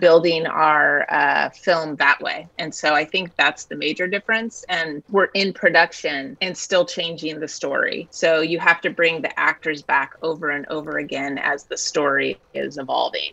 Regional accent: the Sierra foothills, Northern California, United States; I grew up in Northern California, the Sierra foothills

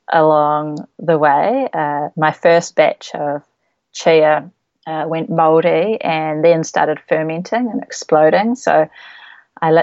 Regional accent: Nelson, New Zealand; I grew up in Nelson, New Zealand

